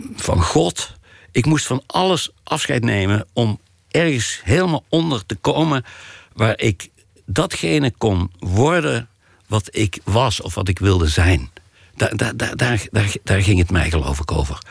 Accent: Ravenstein, North Brabant, Netherlands; born or raised there

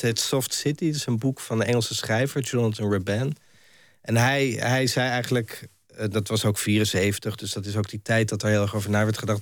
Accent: Amsterdam, North Holland, Netherlands; ik kom uit Amsterdam, ik ben daar geboren en ik heb er ja, veel gewoond.

